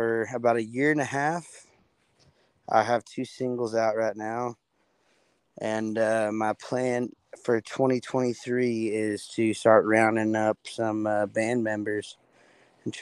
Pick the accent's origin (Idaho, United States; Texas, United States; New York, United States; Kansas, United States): Texas, United States; Cleburne; I am from Cleburne, Texas, about 45 minutes south of Fort Worth. I graduated high school there